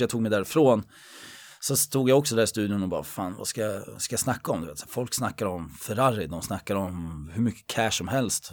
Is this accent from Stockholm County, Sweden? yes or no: yes; Södertälje, Stockholm County, Sweden; jag är uppväxt i, i Ronna